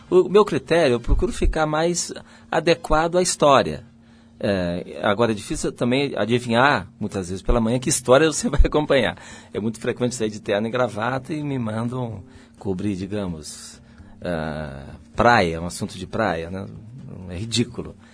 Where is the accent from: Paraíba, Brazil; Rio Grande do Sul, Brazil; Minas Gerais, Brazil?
Rio Grande do Sul, Brazil; Porto Alegre; Tudo é, é, são opostos no Rio Grande do Sul.